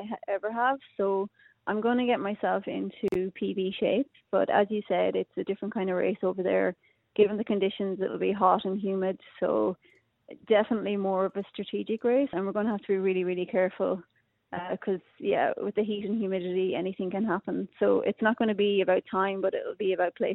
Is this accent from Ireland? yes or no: yes; Ireland; accent: Irish; moved away as an adult; now in Australia; I still have my Irish accent, but you know, I'm nearly half my life here.